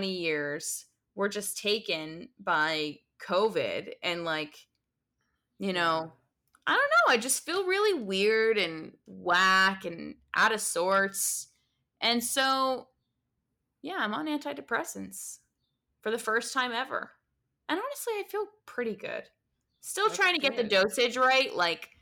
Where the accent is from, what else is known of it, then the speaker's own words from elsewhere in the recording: United States; being American